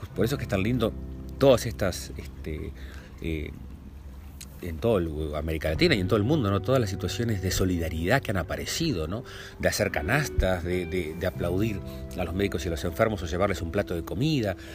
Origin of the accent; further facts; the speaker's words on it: Lascano, Rocha, Uruguay; nosotros nos criamos en Lascano, en Rocha